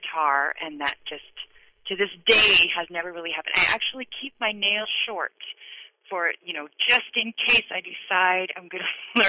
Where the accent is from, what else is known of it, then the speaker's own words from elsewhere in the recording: Seattle, Washington, United States; now in Netherlands; I'm from Seattle originally.